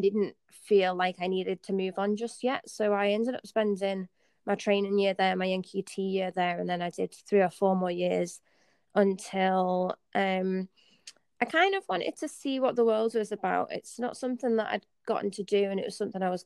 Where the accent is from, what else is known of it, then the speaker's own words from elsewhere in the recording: the Northeast, North East England, United Kingdom; I grew up in the Northeast, like I said, tough family circumstances